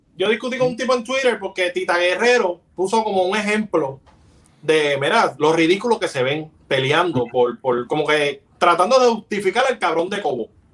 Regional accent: Bayamón, Puerto Rico; Yo soy de Bayamón

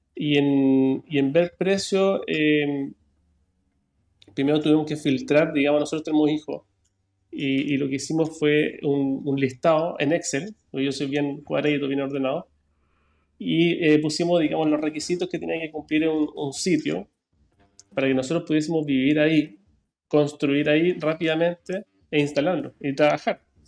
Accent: Santiago, Santiago Metropolitan Region, Chile; also born or lived in Toronto, Canada; now in Braunau, Chile; yo nací en, Canadá, para quienes me conocen, 1981, Toronto, Canadá. Llegué a Chile año 90, siempre en Santiago. Y mm, nada, hice toda mi vida, todo mi estudio

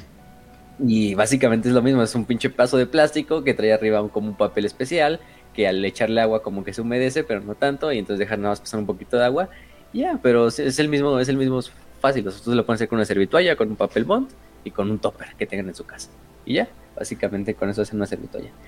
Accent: Mexico; somos mexicanos

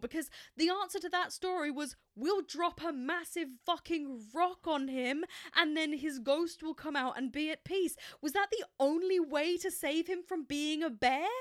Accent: England, United Kingdom; as an English person

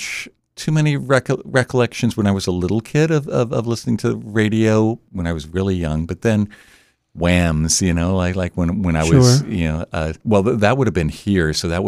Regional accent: Delaware, United States; also born or lived in Abington, Pennsylvania / New Jersey; I was born outside of Philadelphia in Abington, Pennsylvania. Moved around a bit when I was a youngster and then ended up in New Jersey when I was a young kid, and then Delaware from like junior high on.

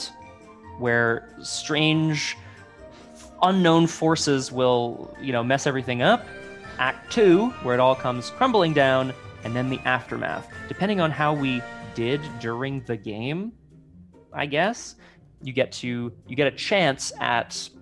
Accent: Ottawa, Ontario, Canada; I also grew up in a part of Ottawa

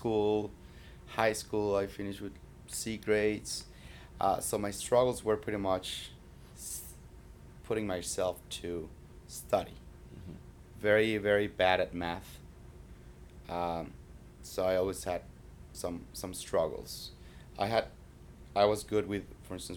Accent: Mexico City, Mexico; English is a second language; moved away as an adult; also born or lived in Toronto, Canada / Texas / Puerto Rico; now in Florida, United States; Born and raised in Mexico City

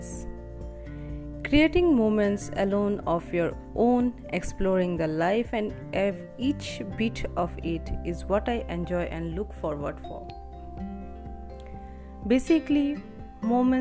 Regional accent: Assam, India; moved away; It's been more than 2 months in my hometown Assam

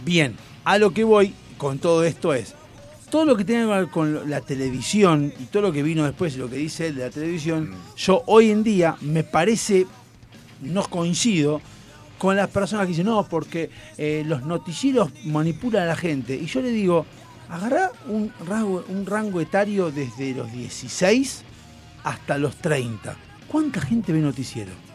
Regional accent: Argentina; qué zurdos, asquerosos que somos los argentinos

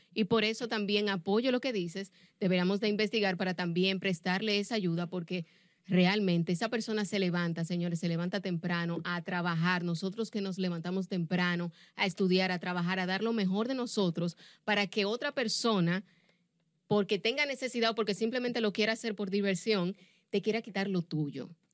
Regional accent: Dominican Republic; nosotros como República Dominicana

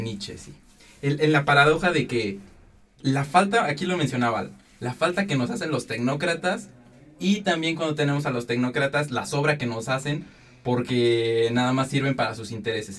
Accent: Mexico; somos mexicanos

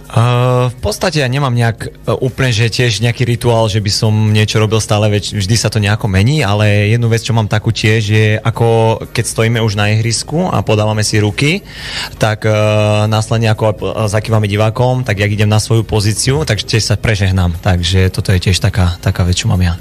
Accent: Trenčín, Trenčín Region, Slovakia; moved away as an adult; also born or lived in Poprad / Poland; ja som vyrastal vlastne v Trenčine, prešiel som celú mládež v Trenčine

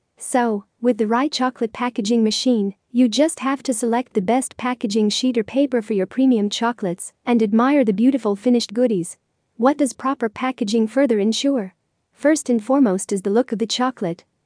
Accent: Lebanon; from Lebanon

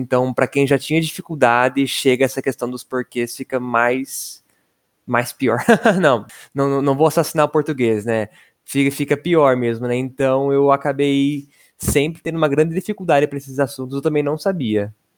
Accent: interior of São Paulo state, Brazil; accent: interior paulista rolled R; eu sou especialista em puxar R porque eu sou do interior paulista

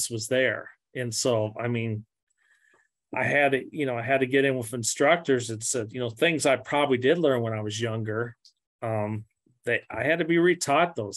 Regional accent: Missouri, United States; I grew up skiing and granted, I'm from Missouri

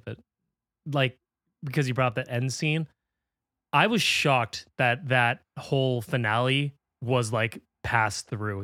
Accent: United States; as an American

